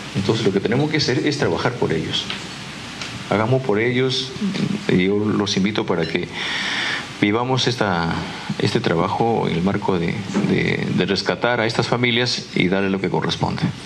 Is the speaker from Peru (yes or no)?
yes; Peru